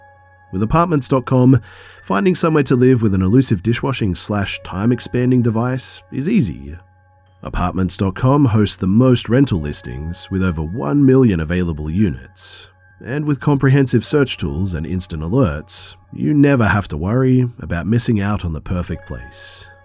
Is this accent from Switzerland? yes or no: no; India; The thing is, too, is that I'm from India, of all places. Nobody ever heard of any Bigfoot in India, let alone in an urban environment.